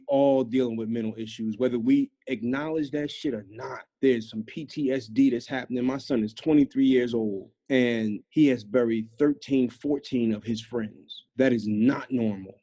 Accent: Philadelphia, Pennsylvania, United States; I'm from North Philly, specifically the Badlands.

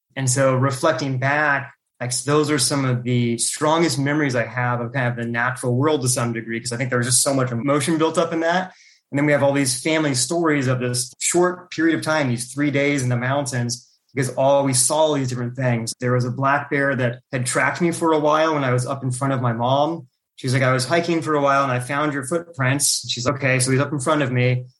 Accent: Calaveras County, California, United States; also born or lived in Klamath Falls, Oregon; I grew up in Klamath Falls, Oregon, which is just at the California Oregon border. And so it's a pretty rural portion of Oregon. And so it's pretty much surrounded by forests. But then around first grade, we moved down to Calaveras County in California

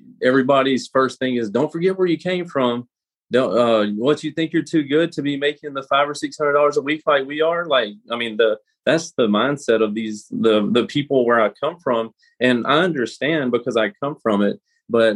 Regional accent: Greenville, Mississippi, United States; originally I was from Greenville, Mississippi. That's where I was born and raised at, a very small town of about 20,000 people

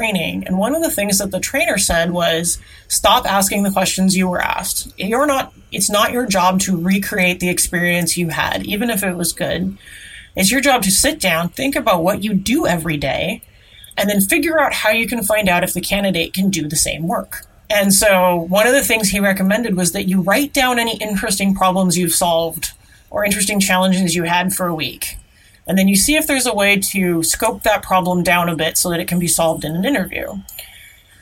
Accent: Seattle, Washington, United States; I grew up in the Seattle area.

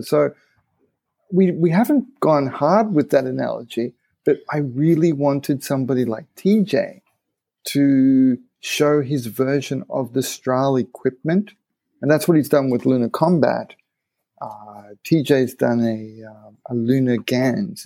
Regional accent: Japan; growing up in Japan

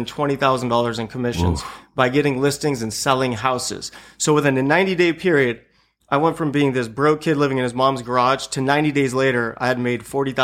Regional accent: Buena Park, California, United States; I grew up in Buena Park, you know, right.

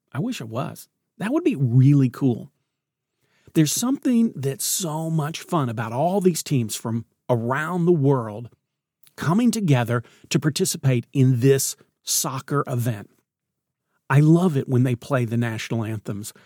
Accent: Knoxville, Tennessee, United States; I grew up in Knoxville

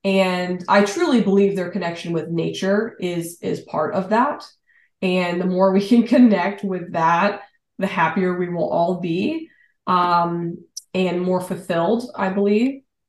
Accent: Shenandoah Valley, Virginia, United States; I grew up in the Shenandoah Valley, and there's an ancientness to the Shenandoah area in those mountains.

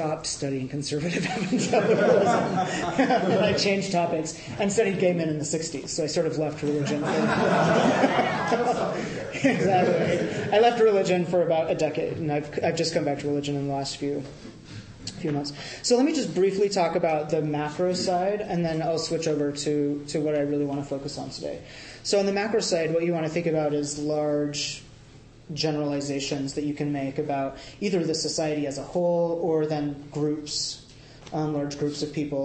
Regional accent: United States; accent: American; also born or lived in France; they would hear my accent, know I was American

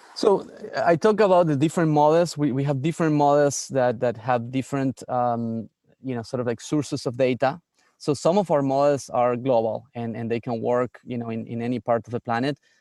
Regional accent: San Miguel de Tucumán, Tucumán, Argentina; moved away as an adult; also born or lived in Barcelona, Spain; now in United States; I grew up in the north of Argentina, in, in a place called Tucumán

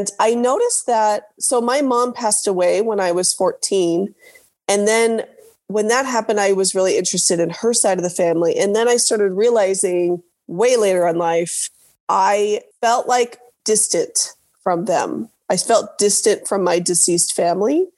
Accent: Orange County, Southern California, United States; moved away as an adult; also born or lived in Utah; now in Dallas, United States; I grew up in Southern California in Orange County area

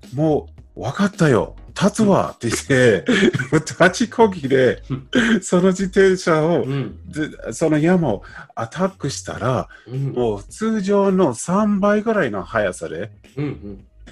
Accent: United States; Japanese is a second language; now in Japan; 僕ももちろんそのアメリカ出身であの僕はまあなんとなく日本語をね、毎日できて

